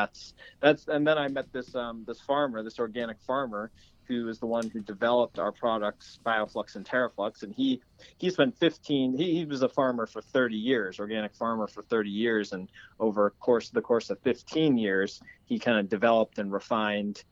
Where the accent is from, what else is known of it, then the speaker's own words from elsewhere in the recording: New England, Maine, United States; I grew up in New England in Maine, in kind of a rural area.